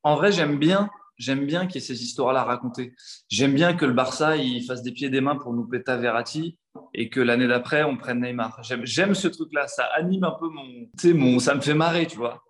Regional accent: Paris, Île-de-France, France; je suis né à Paris, j'ai grandi à Paris, j'ai toujours vécu à Paris

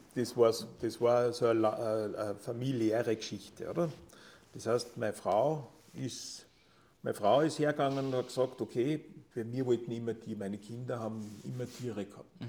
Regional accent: near Linz, Upper Austria, Austria; moved away as an adult; now in Tyrol, Austria; Ich bin ursprünglich äh, in, im, nah, im Nahumfeld von Linz aufgewachsen

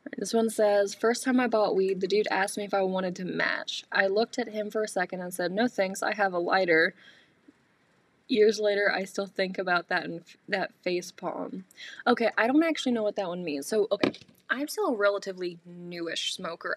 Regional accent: North Carolina, United States; moved away as an adult; now in Michigan, United States; growing up in North Carolina

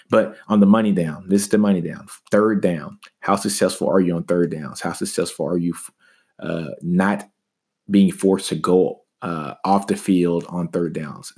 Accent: Shreveport, Louisiana, United States; I'm from Shreveport, Louisiana

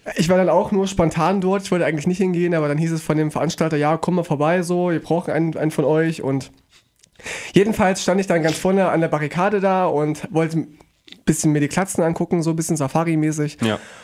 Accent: Weimar, Thuringia, Germany; ich, ich bin aus Weimar

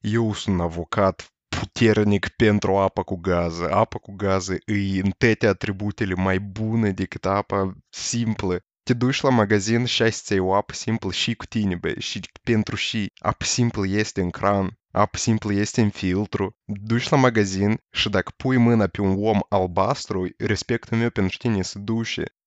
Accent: Moldova; Eu am locuit în afara Moldovei în Turcia

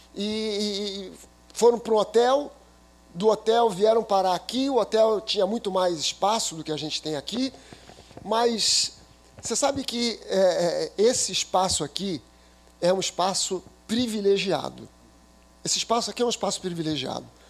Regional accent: Rio de Janeiro, Brazil; a minha infância eu fui morador da Tijuca. Eu sou carioca da gema

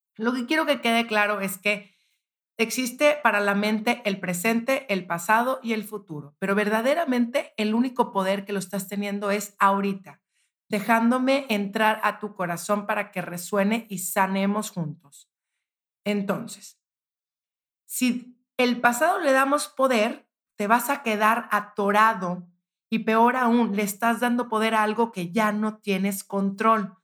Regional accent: Monterrey, Nuevo León, Mexico; yo soy de Monterrey

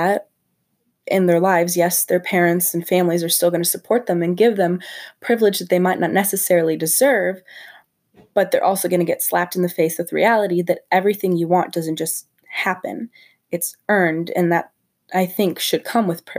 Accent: St. Charles, Illinois, United States; I grew up in St. Charles, Illinois, and go to St. Charles North High School

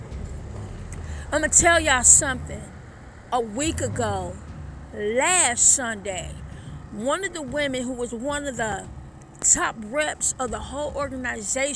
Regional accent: Detroit, Michigan, United States; moved away; also born or lived in Brooklyn, New York / Venice Beach, Los Angeles; I'm from Detroit, baby. I'm from Detroit. I'm from Brooklyn as well. I grew up around the Motown

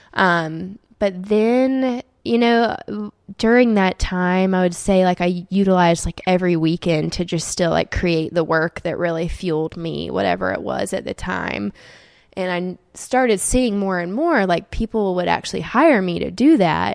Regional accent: Auburn, Alabama, United States; moved away as an adult; also born or lived in Saint Petersburg, Florida / North Carolina / Atlanta; then moved to a very small town in North Carolina when I was little, and then grew up most of my life in Auburn

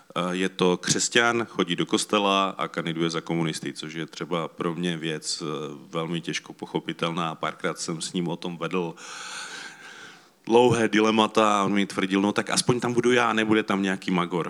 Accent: Czechia; My jsme Češi

